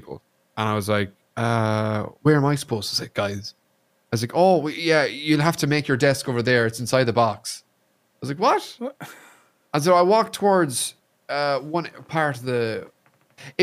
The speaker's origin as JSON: {"language": "English", "country": "Ireland", "also_born_or_lived": "Kentucky, United States", "said": "I'm Irish"}